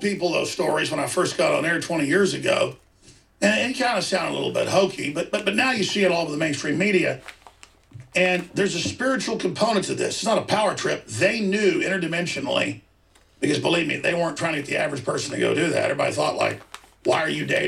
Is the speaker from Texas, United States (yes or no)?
yes; Rockwall, Texas, United States; when I was growing up in Rockwall, Texas